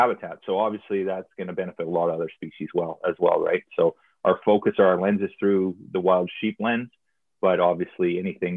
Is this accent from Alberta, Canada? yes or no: yes; southern Alberta, Canada; I grew up actually in Alberta. I was raised on a farm in southern Alberta